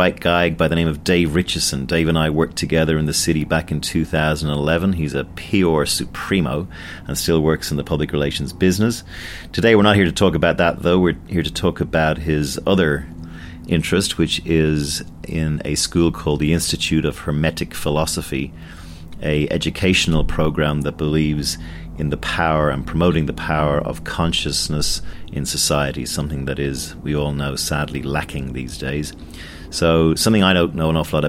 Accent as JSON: {"language": "English", "country": "Ireland", "said": "I'm Irish, and I'm also 40-something"}